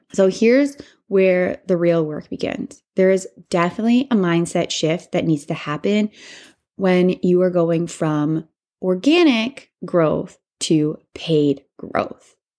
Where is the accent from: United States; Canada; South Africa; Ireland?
Canada; I'm Canadian